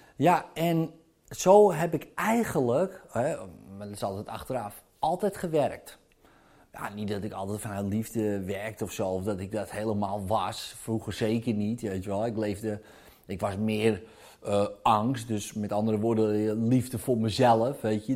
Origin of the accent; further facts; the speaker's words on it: Zaanstreek, North Holland, Netherlands; bij ons in de Zaanstreek